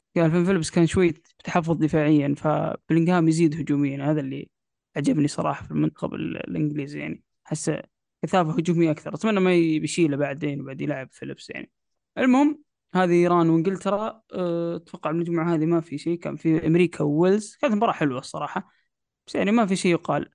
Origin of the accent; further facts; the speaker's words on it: Saudi Arabia; عندنا في السعودية